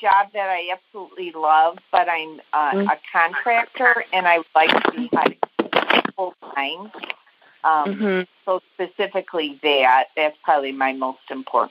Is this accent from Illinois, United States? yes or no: yes; Chicago, Illinois, United States; I am good. I'm from Chicago, Illinois.